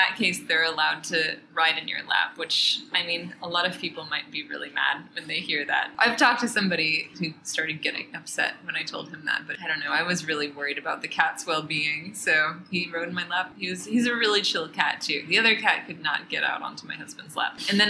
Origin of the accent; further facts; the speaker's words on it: United States; moved away as an adult; also born or lived in Germany / Spain / South Korea; now in Shenzhen, China; I'm American. And before I came to Shenzhen, I've lived in a few other places. I studied in Europe in college in Germany and Spain.